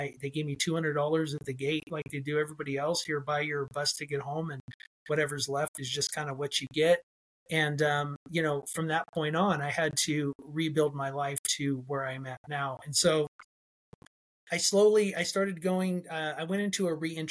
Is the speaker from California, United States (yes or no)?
yes; Fresno, California, United States; also born or lived in Edwards Air Force Base, California; I was born on Edwards Air Force Base. And my mom stayed with him for a little while. And then when she left him, she brought me home to Central California here in Fresno. And I was raised apart from him